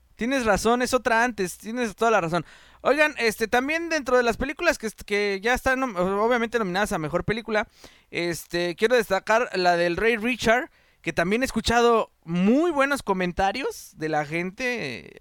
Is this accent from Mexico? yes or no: yes; Mexico; nosotros como mexicanos